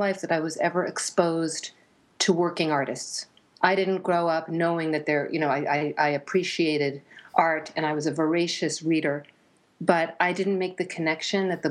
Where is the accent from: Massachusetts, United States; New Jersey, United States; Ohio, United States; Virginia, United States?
New Jersey, United States; suburban; also born or lived in New York City; I was born in New York City and raised in suburban New Jersey.